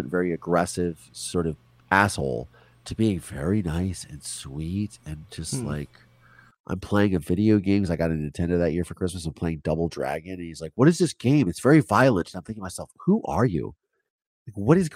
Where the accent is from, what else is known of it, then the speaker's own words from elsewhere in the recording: Virginia, United States; moved away; Because I grew up in Virginia when I lived there. I grew up in the Chesapeake Bay